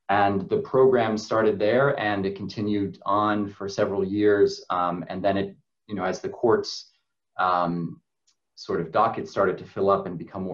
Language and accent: English; United States; I'm originally from the United States.